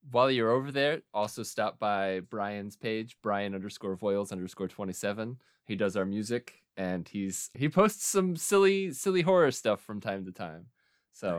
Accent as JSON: {"language": "English", "town": "Muskogee", "region": "Oklahoma", "country": "United States", "tie": "born or raised there", "said": "Muskogee, Oklahoma is my hometown."}